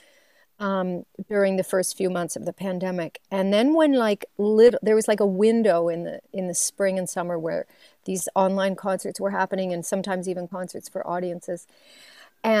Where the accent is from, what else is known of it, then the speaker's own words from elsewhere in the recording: Waverley, Nova Scotia, Canada; moved away; I'm from Waverly, Nova Scotia, and much of my family and friends, they still live in Nova Scotia.